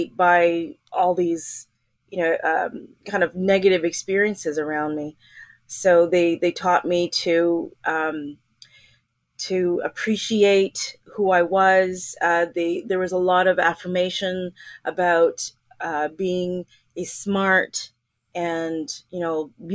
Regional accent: Montreal, Quebec, Canada; moved away as an adult; also born or lived in Ontario; I loved growing up in Montreal

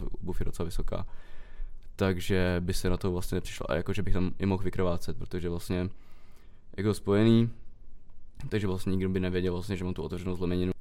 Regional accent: Karlovy Vary, Karlovy Vary Region, Czechia; u nás ve Varech

